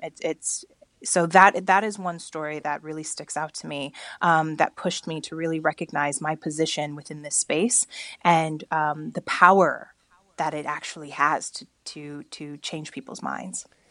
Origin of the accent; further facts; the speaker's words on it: Bakersfield, California, United States; I grew up in Bakersfield, California